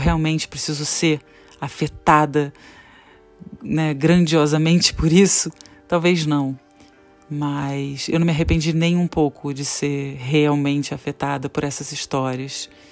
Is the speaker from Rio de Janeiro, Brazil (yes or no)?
yes; Petrópolis, Rio de Janeiro, Brazil; moved away; Eu tô em Petrópolis, região serrana do Rio de Janeiro